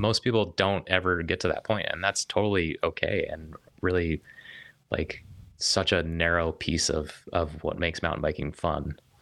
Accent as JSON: {"language": "English", "town": "Denver", "region": "Colorado", "country": "United States", "tie": "born or raised there", "said": "was born and raised in Denver, Colorado"}